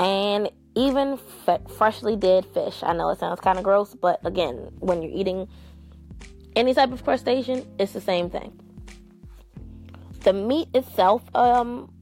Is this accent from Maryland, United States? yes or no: yes; Maryland, United States; my home state.